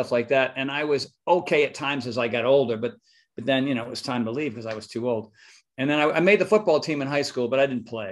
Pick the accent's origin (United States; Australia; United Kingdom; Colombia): United States; Northeast; now in California, United States; Philly, Jersey, New York, Connecticut, Massachusetts, the East, the Northeast. We're a very opinionated, stressed